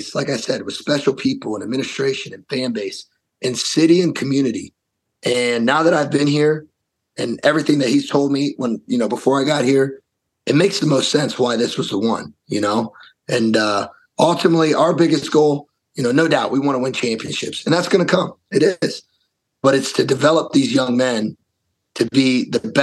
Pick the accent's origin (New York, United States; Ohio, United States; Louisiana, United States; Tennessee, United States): Ohio, United States; Columbus; now in Wisconsin, United States; being from Columbus, Ohio